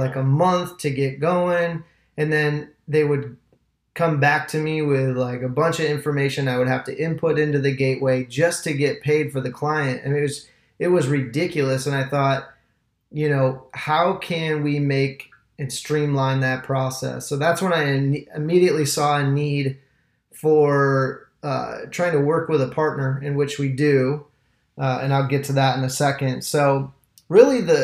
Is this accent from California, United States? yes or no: no; Michigan, United States; moved away as an adult; now in Tampa, United States; I'm an entrepreneur out of Tampa, Florida. I've been here for about 10 years. I'm from Michigan originally.